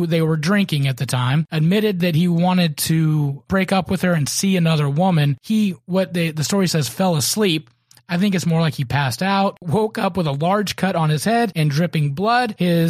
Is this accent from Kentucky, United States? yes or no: yes; Kentucky, United States; born or raised there; moved away; also born or lived in Concord, North Carolina